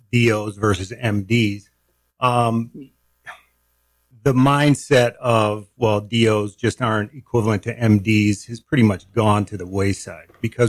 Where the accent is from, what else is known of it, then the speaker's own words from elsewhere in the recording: Upstate New York, United States; moved away as an adult; also born or lived in Des Moines, Iowa / Youngstown, Ohio; now in Bozeman, United States; I'm a New Yorker.